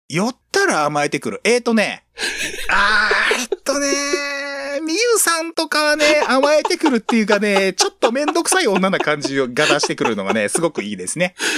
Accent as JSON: {"language": "Japanese", "region": "Toyama", "country": "Japan", "tie": "born or raised there", "said": "同じ僕と出身、富山県同じ、同じなんですけども"}